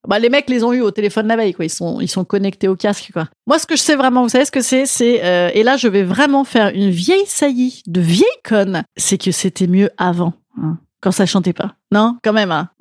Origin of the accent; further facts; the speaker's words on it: Rouen, Normandy, France; je suis originaire d'Arwan, euh, de Rouen